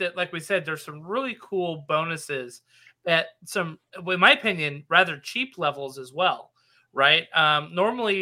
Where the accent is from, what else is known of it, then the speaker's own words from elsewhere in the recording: Nevada, United States; I'm from Nevada, by the way, and the Old West is kind of in my bones.